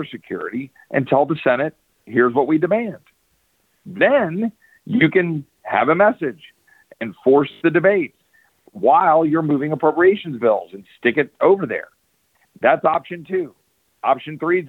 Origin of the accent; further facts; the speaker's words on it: Texas, United States; as a Texan